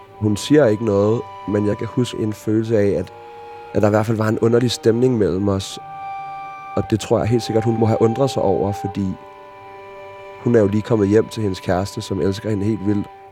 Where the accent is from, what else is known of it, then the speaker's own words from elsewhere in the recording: Copenhagen, Capital Region of Denmark, Denmark; Jeg er vokset op i Sydhavnen som et total hippiebarn